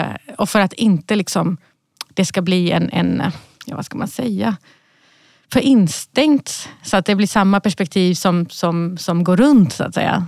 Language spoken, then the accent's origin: Swedish; Malmö, Skåne, Sweden; moved away; jag är uppvuxen i Rosengård